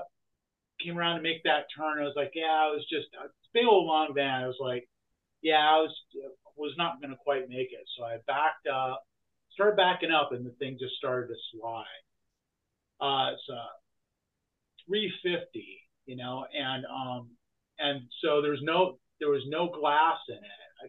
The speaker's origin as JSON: {"language": "English", "town": "Grand Rapids", "region": "Michigan", "country": "United States", "tie": "born or raised there", "moved": "yes", "lives_now": "Santa Cruz, United States", "said": "I'm from Grand Rapids originally"}